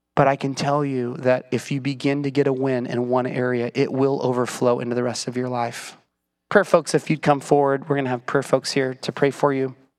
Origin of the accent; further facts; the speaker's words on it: United States; I'm an American